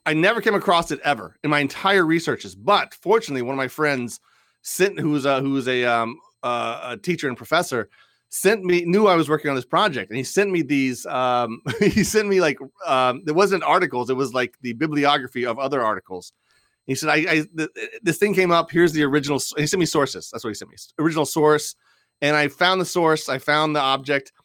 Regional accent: Washington, District of Columbia, United States; I grew up in the D C area

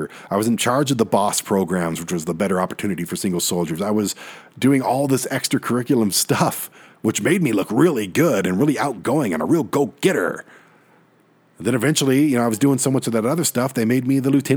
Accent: Detroit, Michigan, United States; My whole life, I grew up in Detroit as a, you know, the one white kid and my other friend on the block

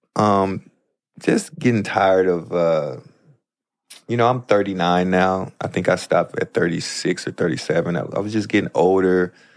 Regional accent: St. Louis, Missouri, United States; moved away as an adult; now in Los Angeles, United States; my hometown as well, Saint Louis

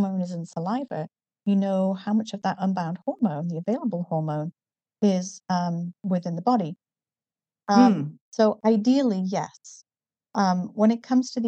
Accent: Newcastle upon Tyne, North East England, United Kingdom; accent: northern; moved away as an adult; now in United States; I grew up in the northeast of England in a town called Newcastle. So I have a slightly more northern accent than a southern English accent

